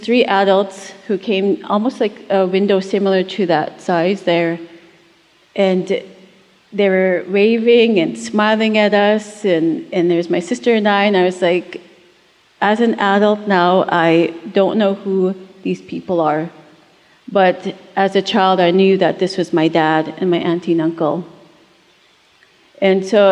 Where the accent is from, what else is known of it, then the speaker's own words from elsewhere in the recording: Buffalo Lake Métis Settlement, Alberta, Canada; I'm originally from Buffalo Lake Métis Settlement, just 2 hours northeast of Edmonton